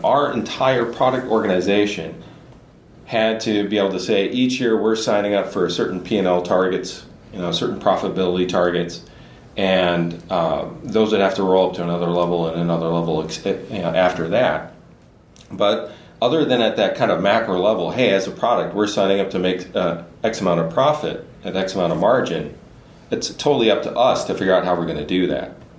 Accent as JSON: {"language": "English", "region": "Southern Illinois", "country": "United States", "tie": "born or raised there", "also_born_or_lived": "Boston area / Silicon Valley", "moved": "as an adult", "lives_now": "Minnesota, United States", "said": "I come from Southern Illinois"}